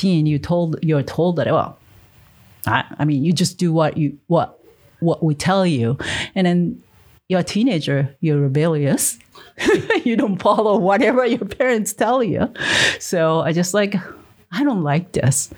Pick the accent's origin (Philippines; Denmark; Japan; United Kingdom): Japan; moved away as an adult; now in United States; I grew up in Japan